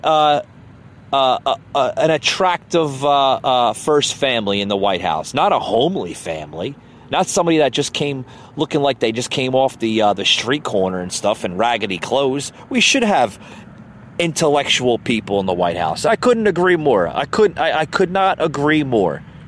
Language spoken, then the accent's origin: English; United States; I'm an American man